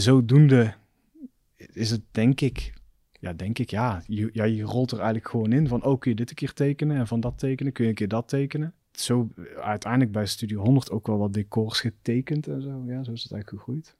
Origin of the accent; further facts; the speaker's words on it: Roosendaal, North Brabant, Netherlands; accent: Belgian tinge; moved away as an adult; also born or lived in Belgium / Amsterdam; ik ben gewoon opgegroeid in Roosendaal